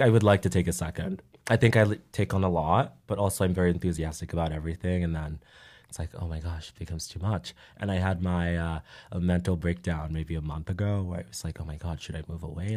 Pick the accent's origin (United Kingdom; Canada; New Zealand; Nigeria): Nigeria; moved away; Growing up in Nigeria, being around people who were like me